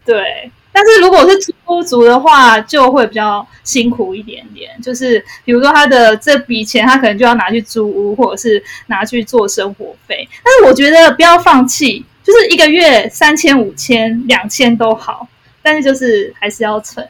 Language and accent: Chinese; Taipei, Taiwan; 我是台北人， 所以我工作一直在台北